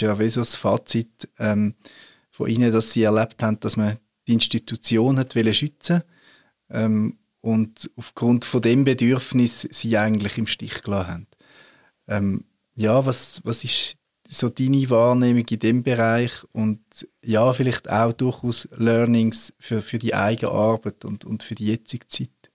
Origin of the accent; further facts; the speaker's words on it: Switzerland; wir Reformierte in der Schweiz